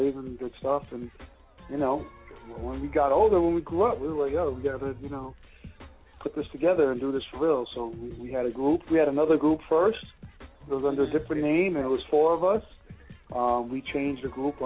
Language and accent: English; New York City, New York, United States; Brooklyn! Brooklyn, NYC.